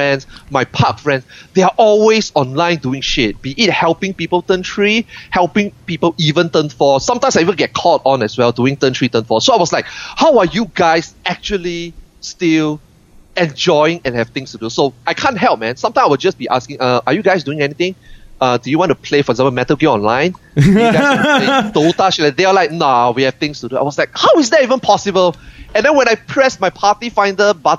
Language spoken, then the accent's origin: English; Singapore; Singapore. I'm from Singapore.